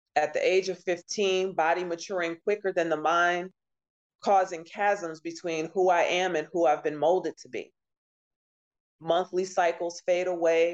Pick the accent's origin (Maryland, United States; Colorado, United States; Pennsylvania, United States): Maryland, United States; moved away as an adult; also born or lived in Oklahoma; now in Detroit, United States; moved to Maryland and stayed in a couple different cities there graduated high school